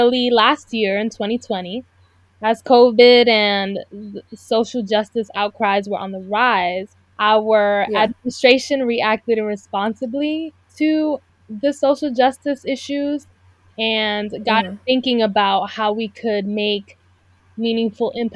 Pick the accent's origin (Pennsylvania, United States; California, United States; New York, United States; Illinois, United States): New York, United States; New York City; also born or lived in South Korea; I was born and raised in Brooklyn, and I've lived in many different parts of New York